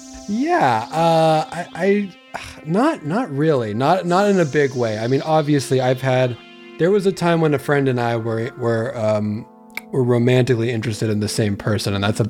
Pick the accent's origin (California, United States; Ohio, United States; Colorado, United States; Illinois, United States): California, United States; Santa Barbara; I'm from Santa Barbara, California.